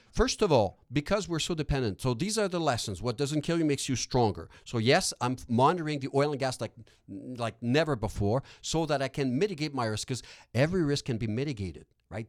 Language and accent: English; Quebec, Canada; accent: Quebec; first language French; English is a second language; I'm francophone. That's not an fake Quebec accent, by the way. Uh, my accent is, is genuinely from Quebec